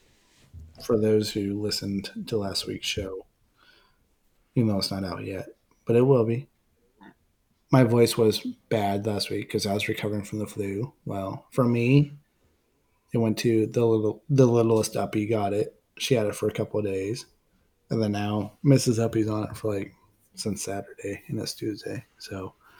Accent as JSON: {"language": "English", "region": "Pennsylvania", "country": "United States", "moved": "yes", "said": "I'm originally from Pennsylvania"}